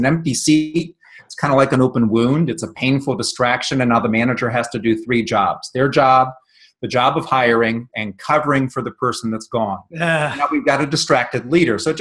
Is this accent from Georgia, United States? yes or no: no; Northeast Ohio, United States; I grew up in Northeast Ohio